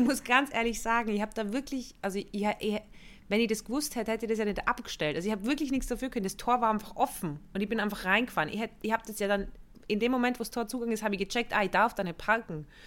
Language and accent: German; Innsbruck, Tyrol, Austria; moved away; München, da wo ich aufgewachsen bin